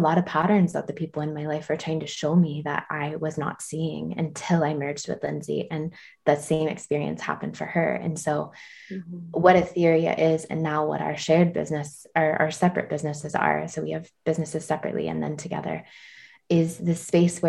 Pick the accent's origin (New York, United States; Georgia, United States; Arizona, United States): Georgia, United States; now in Tennessee, United States; I'm from Georgia, but now live in Tennessee.